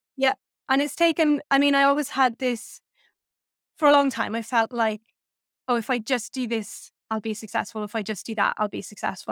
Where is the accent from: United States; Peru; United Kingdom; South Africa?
United Kingdom; Welsh Valleys, Wales; I grew up in the Welsh Valleys